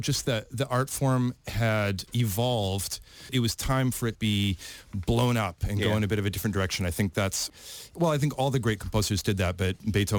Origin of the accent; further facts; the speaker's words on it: Saskatoon, Saskatchewan, Canada; also born or lived in Cleveland, Ohio; now in Auckland, New Zealand; I'm Canadian. I'm from a small city called Saskatoon in the province of Saskatchewan.